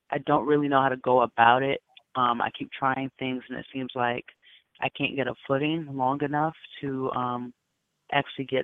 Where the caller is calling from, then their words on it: Bronx, New York, United States; I'm calling from the Bronx.